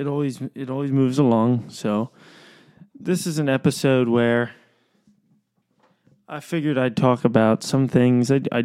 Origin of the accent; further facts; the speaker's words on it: East Coast, United States; I am from the East Coast.